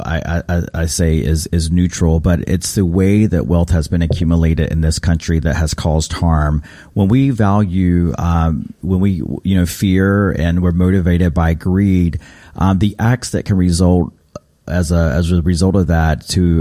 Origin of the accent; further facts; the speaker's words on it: Raleigh, North Carolina, United States; growing up in North Carolina, my identity as a Native has always been quite complicated. We didn't have these types of practices in my home in Raleigh